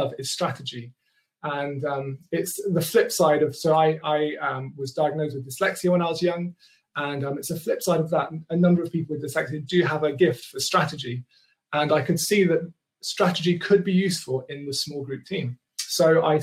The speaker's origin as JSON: {"language": "English", "country": "Kenya", "tie": "born or raised there", "accent": "posher", "moved": "yes", "lives_now": "England", "said": "Growing up, I grew up in Kenya in the 80s"}